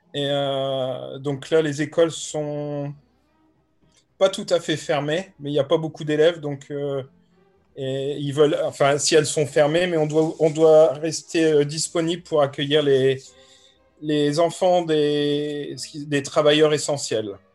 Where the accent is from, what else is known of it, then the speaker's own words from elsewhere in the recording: France; now in Canterbury, United Kingdom; je suis français et je vis en Angleterre